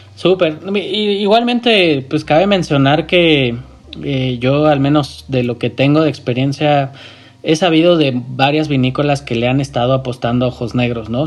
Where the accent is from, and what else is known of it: Mexico